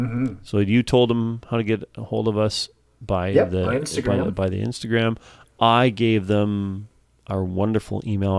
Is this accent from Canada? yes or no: yes; Canada